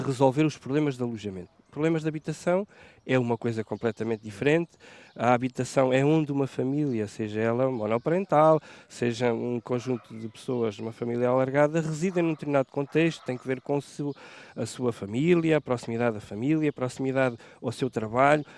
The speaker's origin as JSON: {"language": "Portuguese", "country": "Portugal", "tie": "born or raised there", "said": "eu sou nascido e criado em Santo Eutónio"}